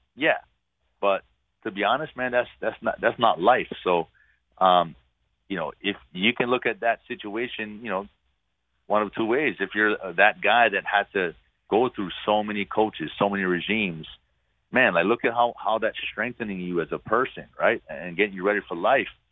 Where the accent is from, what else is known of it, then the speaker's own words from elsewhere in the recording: Hawaii, United States; moved away as an adult; I'm from Hawaii